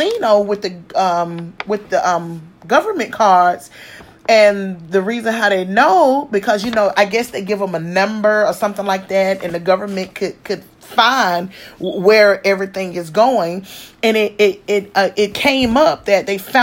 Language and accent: English; the South, United States; We are from the South. I'm from the South